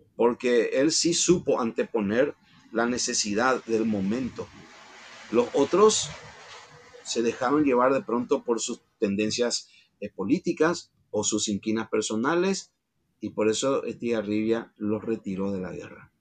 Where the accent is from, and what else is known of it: Paraguay